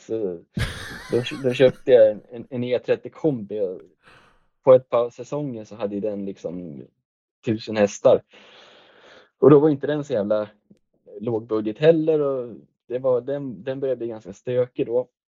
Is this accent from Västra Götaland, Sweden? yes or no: no; Västerås, Västmanland, Sweden; moved away as an adult; also born or lived in Tillberga; now in Hallstahammar, Sweden; jag är ju född och uppvuxen i Västerås